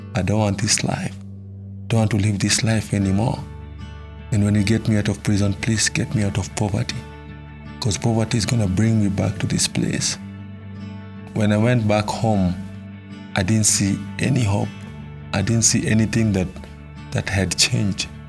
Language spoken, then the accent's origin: English; Nairobi, Kenya; I was born in Matare, Nairobi, Kenya. Growing up as a kid in Matare was not easy.